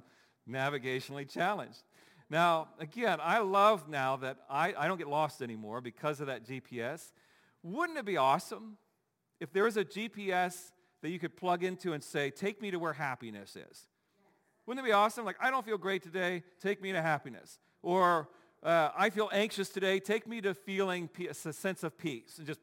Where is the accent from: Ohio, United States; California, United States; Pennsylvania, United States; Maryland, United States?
Ohio, United States; Dayton; now in Pittsburgh, United States; I'm from Dayton, Ohio